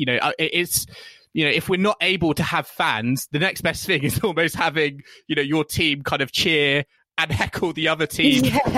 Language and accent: English; United Kingdom; I think for me as a British fan, we're seeing combinations